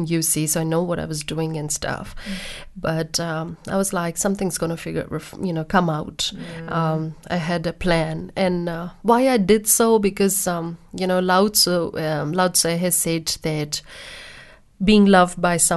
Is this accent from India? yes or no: yes; India; born in India and I got married at 21